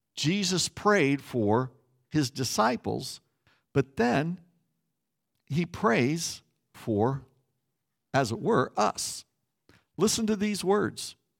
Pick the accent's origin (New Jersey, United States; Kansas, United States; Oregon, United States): Kansas, United States; Growing up in Kansas as a pastor's kid